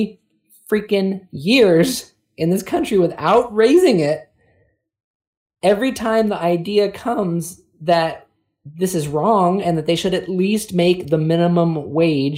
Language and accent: English; California, United States; now in South Carolina, United States; growing up in California